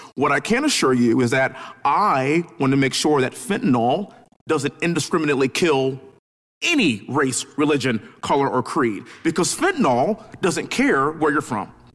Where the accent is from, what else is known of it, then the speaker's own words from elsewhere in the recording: Houston, Texas, United States; I'm from Houston